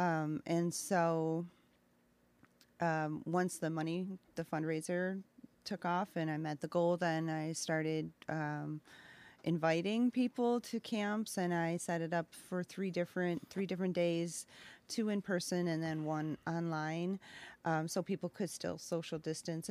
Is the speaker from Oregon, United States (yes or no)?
no; Gasport, New York, United States; now in Aurora, Illinois, United States; I grew up near Buffalo.